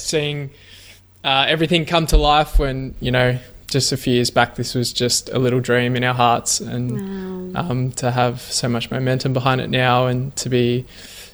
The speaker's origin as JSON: {"language": "English", "town": "Melbourne", "region": "Victoria", "country": "Australia", "tie": "born or raised there", "lives_now": "Ocean Grove, Australia", "said": "I grew up in Melbourne, and 3 years ago, I moved down the coast to Ocean Grove"}